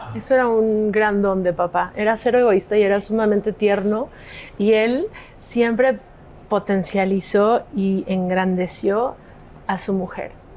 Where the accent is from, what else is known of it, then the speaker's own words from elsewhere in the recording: Mexico; also born or lived in Los Angeles, United States; en Estados Unidos. Entonces nos mudamos ahí en esa época un montón de tiempo a México